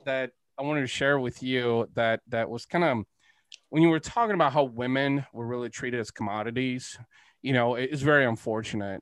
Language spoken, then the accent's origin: English; Bulgaria; moved away; I'm Eastern European. I was born in Bulgaria, actually.